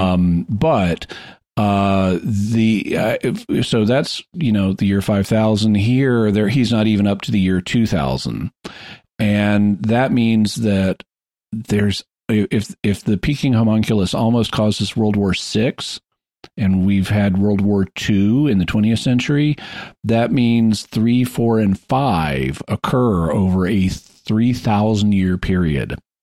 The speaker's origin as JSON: {"language": "English", "town": "Fayetteville", "region": "Arkansas", "country": "United States", "tie": "born or raised there", "said": "Fayetteville, Arkansas, where I, my hometown"}